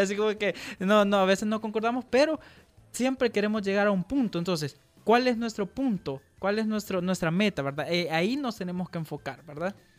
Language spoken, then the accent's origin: Spanish; El Salvador; como emprendedores salvadoreños